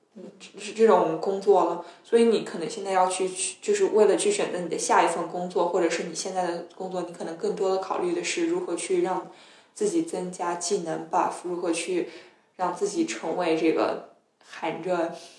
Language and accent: Chinese; China; moved away as an adult; now in Sweden; 我是来自大陆的